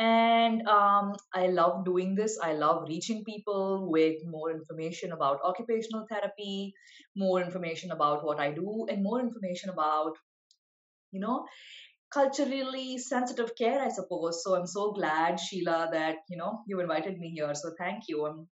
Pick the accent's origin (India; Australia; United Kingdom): India; now in Buffalo, United States; I am an Indian-American occupational therapist based in Buffalo, New York. I identify with a few labels. I would say Indian American is very new, with me being officially American just last November, less than a year actually.